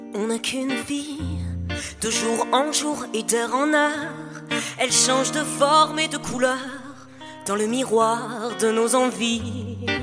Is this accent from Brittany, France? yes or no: no; Paris, Île-de-France, France; je viens d'un peu de loin, je viens de, de Paris.